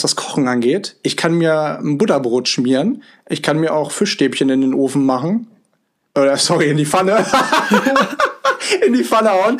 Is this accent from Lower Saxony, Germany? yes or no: yes; Hanover, Lower Saxony, Germany; moved away as an adult; also born or lived in Vancouver, Canada; 9855 äh, Kilometer von Hannover, meiner Heimat, entfernt